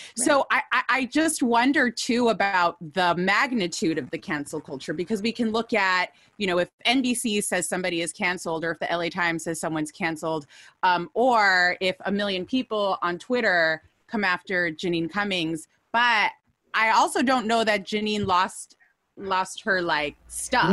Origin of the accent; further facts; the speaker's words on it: United States; We are born and raised in the U S